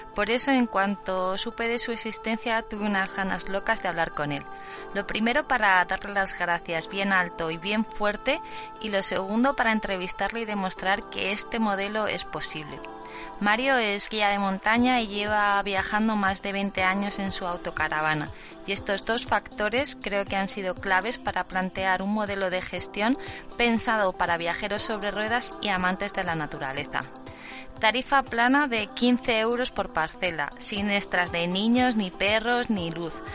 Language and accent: Spanish; Zaragoza, Aragon, Spain; moved away; soy de Zaragoza